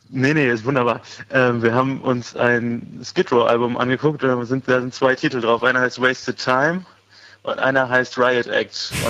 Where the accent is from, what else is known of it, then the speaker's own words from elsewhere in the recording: Göttingen, Lower Saxony, Germany; Ursprünglich kommen wir aus Göttingen.